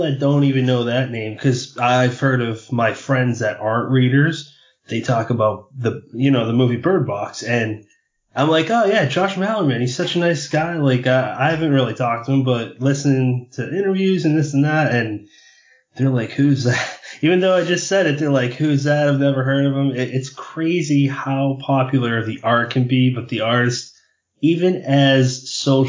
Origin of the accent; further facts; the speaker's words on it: New England, United States; we're both from New England